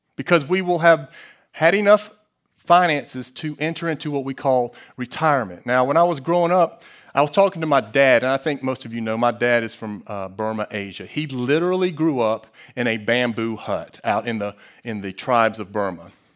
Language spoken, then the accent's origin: English; United States; As an American